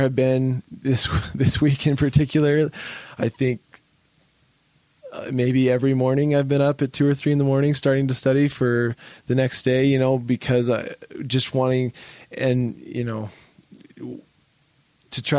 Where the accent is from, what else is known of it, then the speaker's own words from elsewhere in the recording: Utah, United States; I'm from Utah and we have some family here